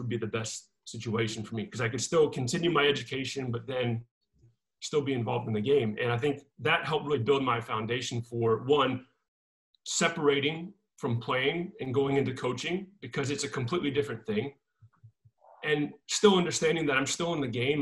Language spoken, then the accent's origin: English; Seneca, South Carolina, United States; moved away as an adult; now in New Mexico, United States; I grew up in Seneca, which is a small town just right next to Clemson University